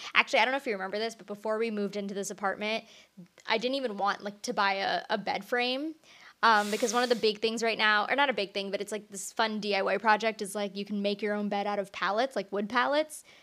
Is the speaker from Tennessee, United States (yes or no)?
no; Orange County, California, United States; moved away; I'm originally from Orange County